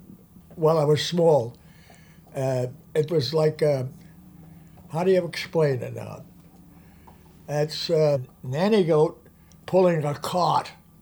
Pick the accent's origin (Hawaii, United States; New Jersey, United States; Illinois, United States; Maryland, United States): New Jersey, United States; Hoboken; born and raised in Hoboken.